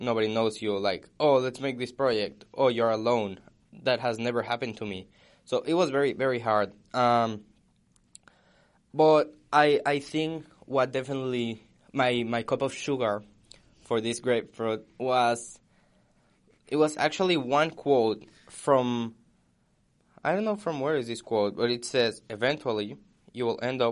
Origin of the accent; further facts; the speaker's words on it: Mexico; now in United States; when I moved from Mexico to the United States, I think it was very hard because I left all my family behind